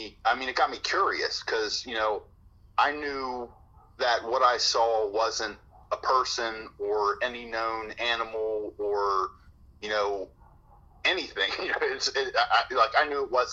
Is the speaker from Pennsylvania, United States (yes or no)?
no; Cincinnati, Ohio, United States; I grew up in the suburbs. I grew up in Delhi, which is over on the west side of the city of Cincinnati.